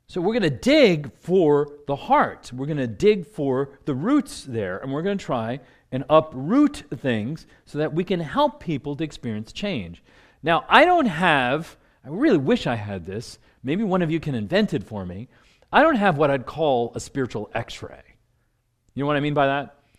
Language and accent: English; New Jersey, United States; moved away as an adult; now in Washington, D.C., United States; I grew up in New Jersey